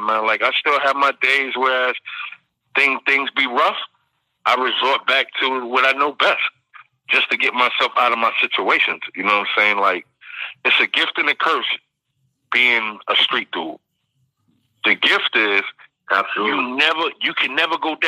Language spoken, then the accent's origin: English; New York City, New York, United States; I grew up in Bed-Stuy